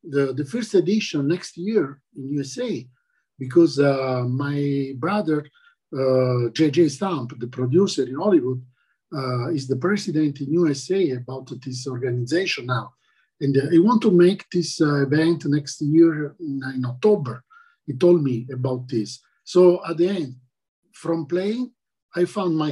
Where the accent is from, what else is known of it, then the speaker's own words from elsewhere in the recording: Taranto, Apulia, Italy; English is a second language; now in Spain; my native country in Italy, in the south, Taranto